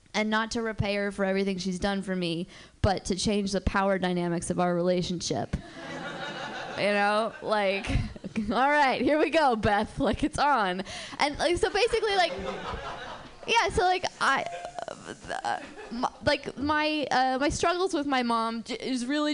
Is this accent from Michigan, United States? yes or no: no; Berkeley, California, United States; I'm from Berkeley, and I'm Jewish. And growing up, just the most awesome temple